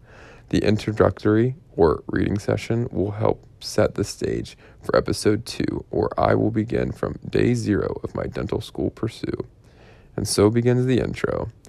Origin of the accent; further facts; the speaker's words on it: Pittsburgh, Pennsylvania, United States; my hometown preference, the University of Pittsburgh.